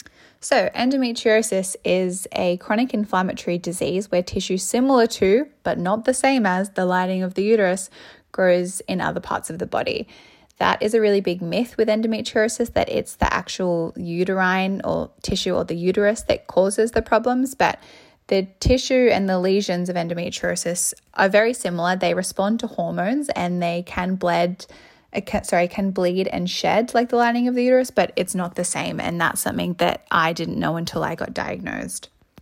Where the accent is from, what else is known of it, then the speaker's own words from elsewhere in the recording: Sydney, New South Wales, Australia; I'm 24 and I'm from Sydney, which is Gadigal land